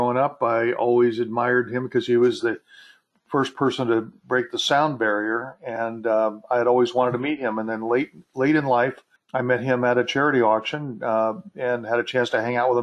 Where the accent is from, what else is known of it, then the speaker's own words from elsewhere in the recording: Beverly Hills, California, United States; I grew up in Beverly Hills and went to Beverly Hills High School